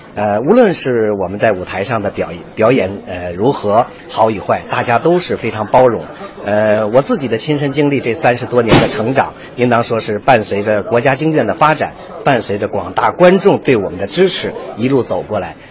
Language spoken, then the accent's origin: Chinese; China; 我们中国人